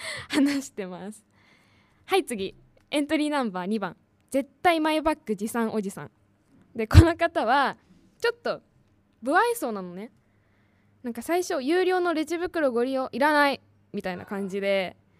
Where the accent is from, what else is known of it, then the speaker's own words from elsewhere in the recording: Saitama, Japan; 私の地元は埼玉県大宮